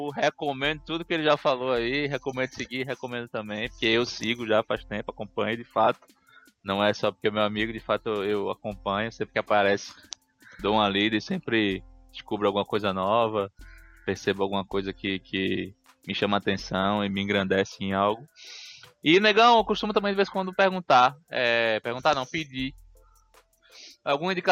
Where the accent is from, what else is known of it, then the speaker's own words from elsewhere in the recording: Recife, Pernambuco, Brazil; moved away; Porque eu me mudei de Recife, eu saí de casa, então, porra.